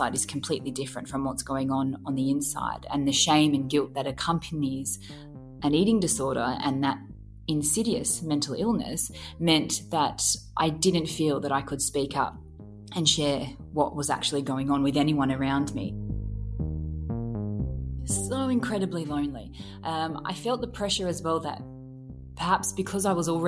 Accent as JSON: {"language": "English", "town": "Grafton", "region": "New South Wales", "country": "Australia", "tie": "born or raised there"}